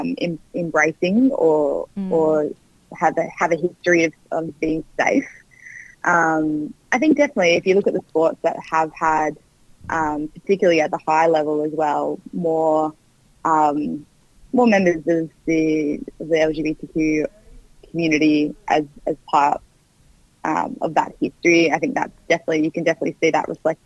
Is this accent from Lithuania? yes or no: no; Queensland, Australia; growing up in Queensland, which is a bit more conservative in some ways